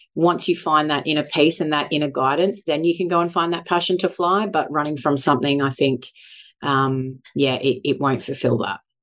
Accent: Sunshine Coast, Queensland, Australia; moved away as an adult; also born or lived in Brisbane / Mackay; Born and bred Sunshine Coast, although moved away to Brisbane and Mackay

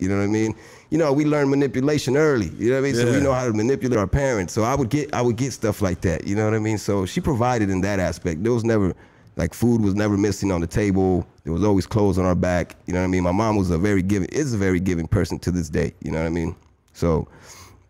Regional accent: Los Angeles, California, United States; I grew up obviously in Pico Union

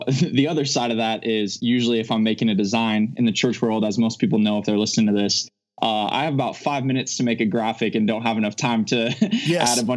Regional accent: Omaha, Nebraska, United States; moved away as an adult; now in Phoenix, United States; I'm from the Omaha area

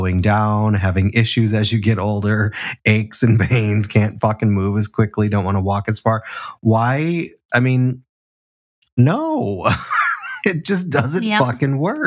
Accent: Chicago, Illinois, United States; we had a muscle queen in our group when I grew up in Chicago

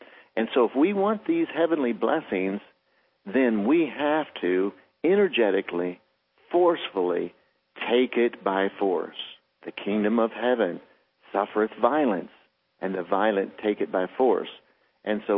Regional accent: United States; I'm American Indian, and I was raised extremely poor

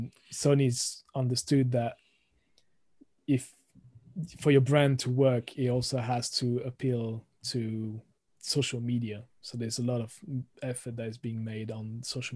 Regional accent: France; accent: thick French; moved away as an adult; also born or lived in United Kingdom

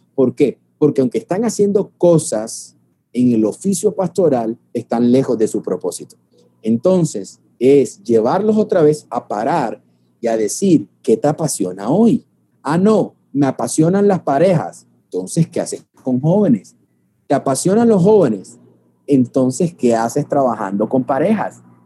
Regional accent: Barranquilla, Atlántico, Colombia; moved away as an adult; now in Medellín, Colombia; salir de mi ciudad natal, que es la ciudad de Barranquilla, Colombia, y estoy radicado en Medellín

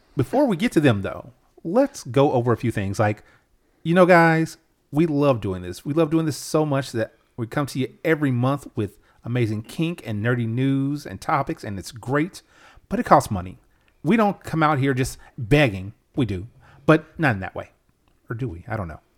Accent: United States; I'm American

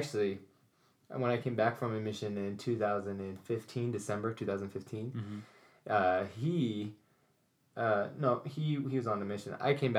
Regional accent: Alpine, Utah, United States; Alpine, Utah.

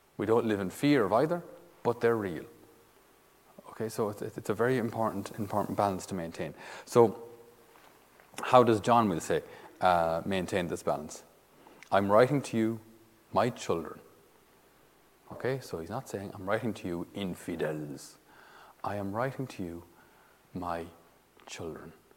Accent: Ireland; we as Irish citizens

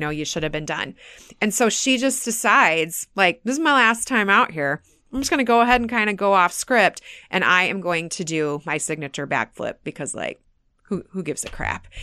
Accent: United States; being very proud of being American

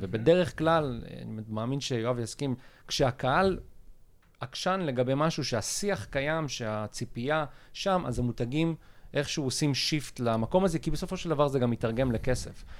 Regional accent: Ashdod, Southern District, Israel; אני מאשדוד

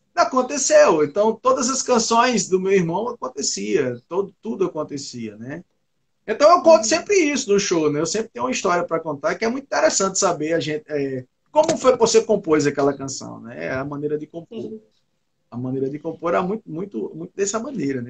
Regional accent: Northeast Region, Brazil; eu sou do Nordeste e eu vivo em uma região que o forró é muito forte

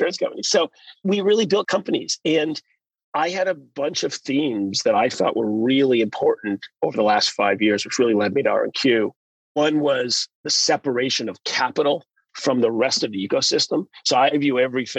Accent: Canada; moved away as an adult; also born or lived in United Kingdom / United States; as a kid growing up in Canada

